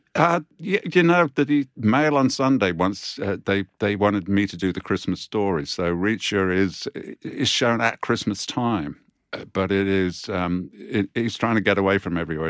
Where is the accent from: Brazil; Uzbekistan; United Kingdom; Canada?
United Kingdom; we as British authors